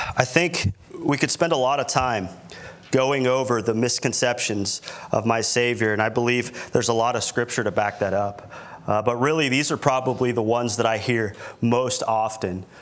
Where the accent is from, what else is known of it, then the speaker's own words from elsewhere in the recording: Milton, Florida, United States; now in Corpus Christi, United States; where I grew up in Milton, Florida